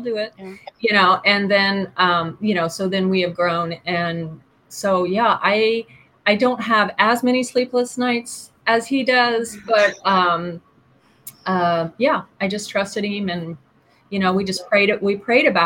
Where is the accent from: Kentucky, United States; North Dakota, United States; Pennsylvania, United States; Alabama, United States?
Kentucky, United States; I'm from Kentucky